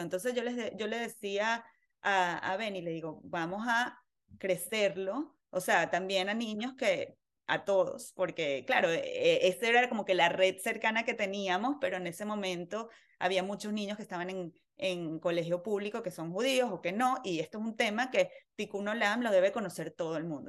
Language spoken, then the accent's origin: Spanish; Venezuela; moved away; nací en Venezuela, eh, en una familia muy, muy activa